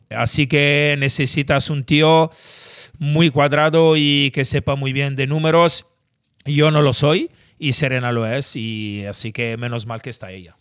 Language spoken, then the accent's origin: Spanish; Italy; moved away as an adult; now in Spain; siendo italiano